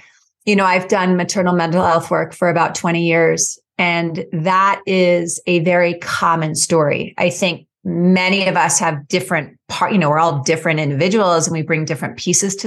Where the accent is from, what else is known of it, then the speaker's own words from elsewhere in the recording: New York City, New York, United States; now in Boulder, United States; I grew up in New York City in Brooklyn, New York, and I was raised by two very successful and yet very anxious parents